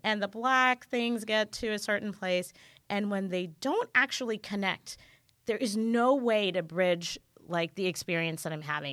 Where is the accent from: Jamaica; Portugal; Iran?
Jamaica; now in California, United States; I grew up in Jamaica, I'm Jamaican.